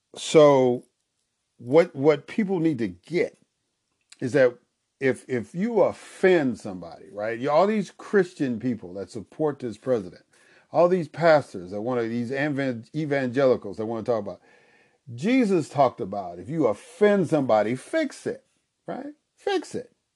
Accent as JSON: {"language": "English", "country": "United States", "tie": "born or raised there", "said": "I grew up in the United States of America and speak the English language"}